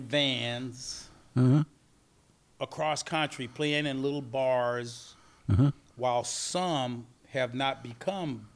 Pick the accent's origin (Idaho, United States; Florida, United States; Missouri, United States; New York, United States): Florida, United States; Kissimmee; I grew up in Kissimmee, Florida